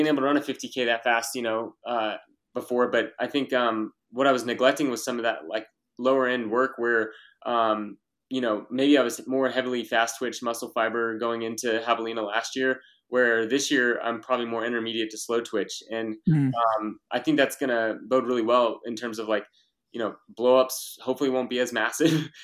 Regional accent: Texas, United States; growing up in Texas and the heat

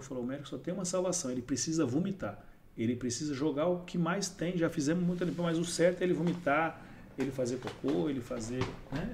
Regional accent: Brazil; eu morava no Serraria. Né? Eu nasci no Serraria

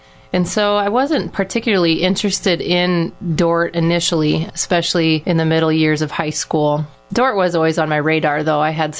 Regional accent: Iowa, United States; I loved being from a small town. I just remember trusting everybody. I'd ride to Dune even on my bike from our acreage just to go get some donuts on a Saturday morning.

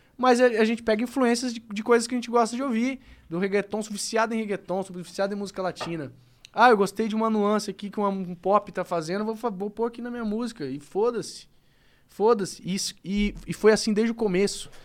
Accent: Campo Grande, Mato Grosso do Sul, Brazil; eu sou um cara de Campo Grande, sou do Mato Grosso do Sul

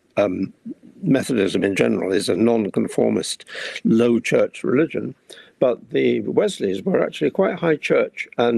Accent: India; born there; And I love India. I was born in India. And so Indian independence was a great event for me

